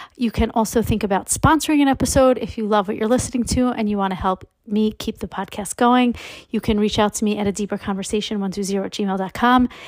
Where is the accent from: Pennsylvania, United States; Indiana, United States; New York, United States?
New York, United States; Dix Hills; I grew up in Long Island, very suburban